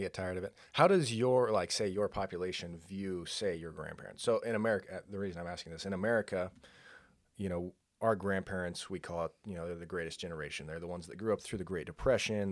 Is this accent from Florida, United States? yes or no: no; San Luis Obispo County, California, United States; moved away; I grew up in San Luis Obispo County